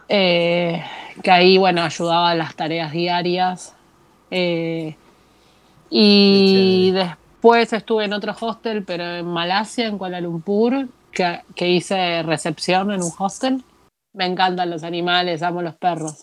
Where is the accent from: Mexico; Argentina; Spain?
Argentina; moved away as an adult; soy argentina.